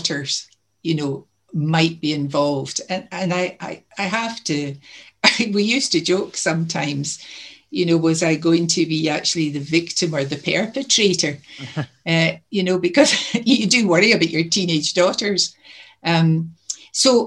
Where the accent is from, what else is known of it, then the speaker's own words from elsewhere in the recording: Greenock, Scotland, United Kingdom; Greenock was my hometown, which is down the coast a bit from Glasgow.